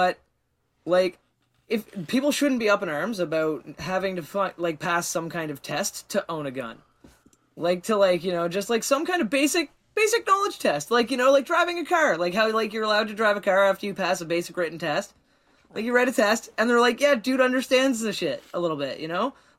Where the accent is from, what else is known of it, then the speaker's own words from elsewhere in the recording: Canada; As a Canadian